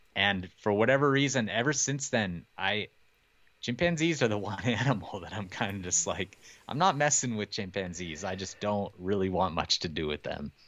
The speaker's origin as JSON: {"language": "English", "region": "Montana", "country": "United States", "tie": "born or raised there", "said": "I grew up here in Montana"}